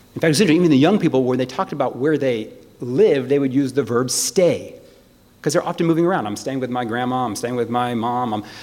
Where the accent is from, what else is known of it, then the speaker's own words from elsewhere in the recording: United States; I'm, I'm an American